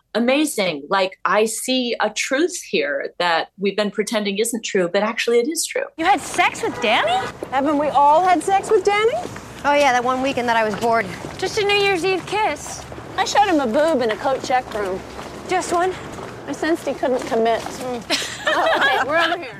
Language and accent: English; New York City, New York, United States; I'm a New Yorker